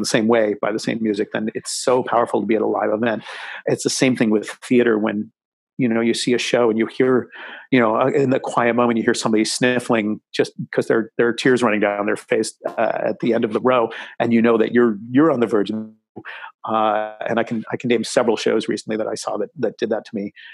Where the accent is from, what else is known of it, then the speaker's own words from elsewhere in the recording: Massachusetts, United States; moved away; also born or lived in Connecticut / New York; I grew up in Massachusetts